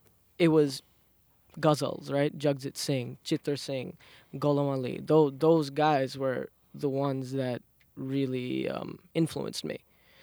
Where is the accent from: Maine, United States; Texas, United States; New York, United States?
New York, United States; Queens; So, I come from a Bengali ethnic background. I was born and raised in Southside Jamaica, Queens.